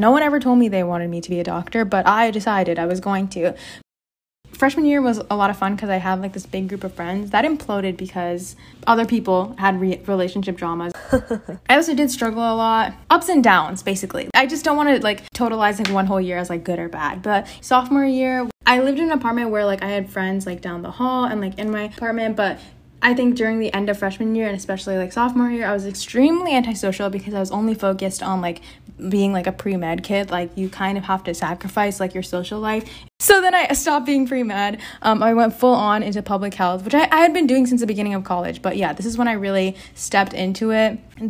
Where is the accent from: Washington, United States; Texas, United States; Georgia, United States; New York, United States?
Texas, United States; born there; So I was born in Texas and I was born to the parents of Saravanan and Vasudha.